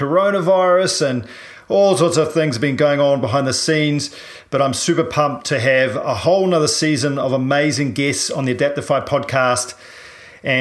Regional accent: New Zealand; I'm a paraplegic from New Zealand

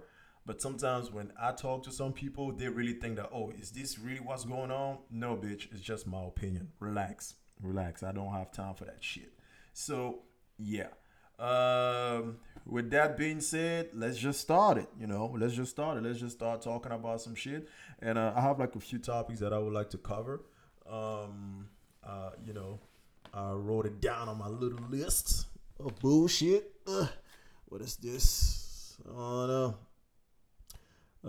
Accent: Cameroon; also born or lived in France; now in United States; I'm from Cameroon. I was born in Cameroon, you know, raised over there, raised in Europe, France, and then I'm here in the United States

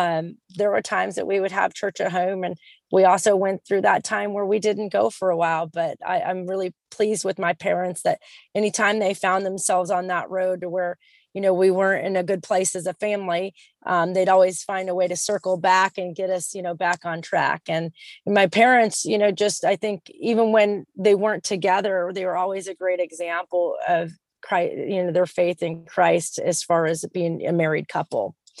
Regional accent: San Diego, California, United States; also born or lived in Texas / Utah / Washington State / South Carolina; I'm originally from San Diego, California, but I'm a native rat. So I've lived all over the place. I've lived in Texas, Utah, Washington State, South Carolina, North Carolina, Tennessee, New York, Georgia.

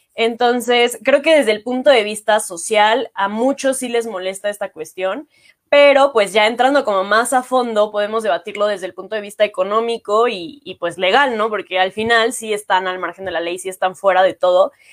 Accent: Mexico; como mexicanos

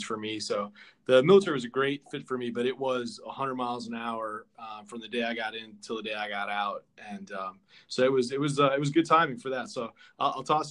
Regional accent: near Great Lakes Naval Training Center, northern Illinois, United States; now in Washington, D.C., United States; I grew up just outside Great Lakes Naval Training Center in northern Illinois.

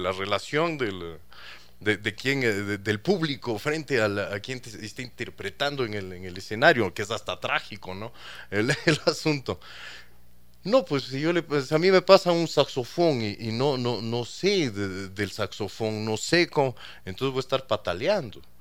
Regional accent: Ecuador; yo soy ecuatoriano, hijo de chileno

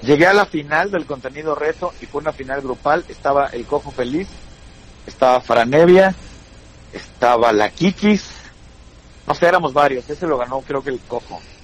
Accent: Toluca, State of Mexico, Mexico; soy de Toluca

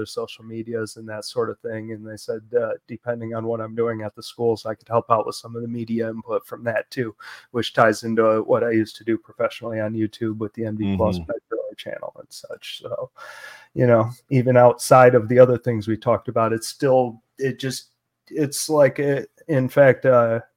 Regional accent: Oscoda, Michigan, United States; moved away; I grew up in Oscoda, up in northern Michigan

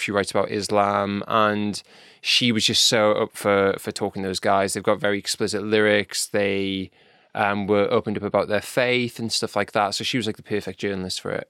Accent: North East England, United Kingdom; I'm from North East

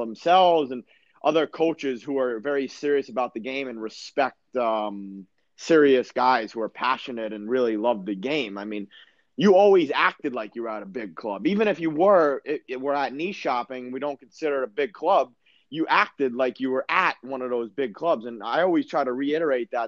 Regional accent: United States; moved away as an adult; also born or lived in Sweden / Germany; I come from America

